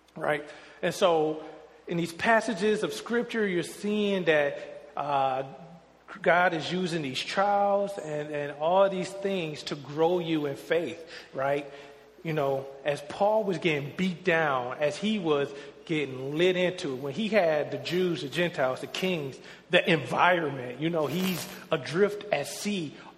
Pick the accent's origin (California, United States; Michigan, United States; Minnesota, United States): Michigan, United States; Detroit; moved away as an adult; me growing up in Detroit where I am in the majority